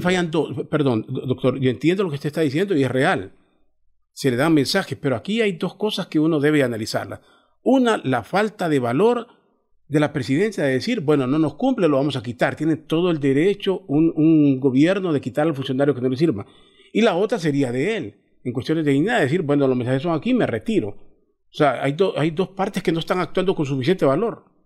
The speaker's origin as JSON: {"language": "Spanish", "country": "Honduras", "said": "todos somos hondureños"}